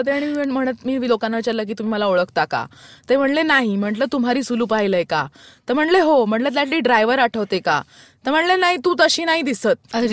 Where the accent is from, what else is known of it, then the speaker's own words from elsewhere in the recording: Mumbai, Maharashtra, India; अजिबात नाही मी मुंबईचीच आहे